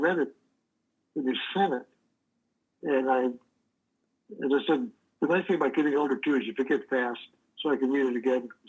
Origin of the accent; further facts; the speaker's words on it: St. Louis, Missouri, United States; now in Phoenix, United States; because I'm from the St. Louis area